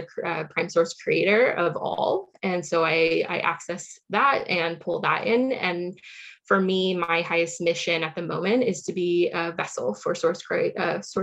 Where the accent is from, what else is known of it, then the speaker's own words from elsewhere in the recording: Silicon Valley, California, United States; I grew up in the Silicon Valley in California